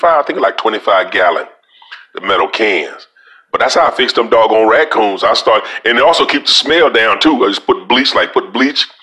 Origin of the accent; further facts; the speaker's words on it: Louisiana, United States; now in Florida, United States; I'm from Louisiana